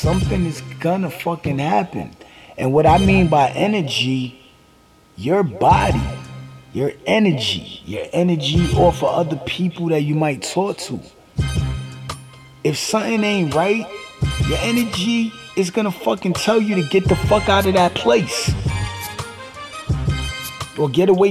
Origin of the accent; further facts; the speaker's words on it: New York City, New York, United States; I'm from Brooklyn, too